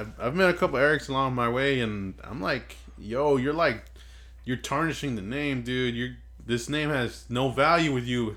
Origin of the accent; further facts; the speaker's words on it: Inglewood, California, United States; Inglewood. California, man. Fucking grew up here. I was born in Sentinel Hospital